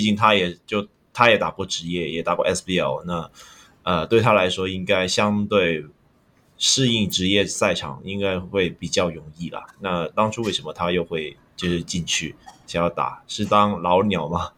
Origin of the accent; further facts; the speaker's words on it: Hong Kong; now in Taiwan; 我是从香港来的